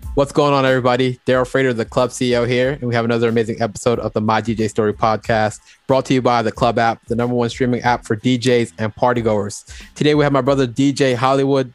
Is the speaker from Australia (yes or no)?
no; Jamaica; I'm, I'm also Jamaican as well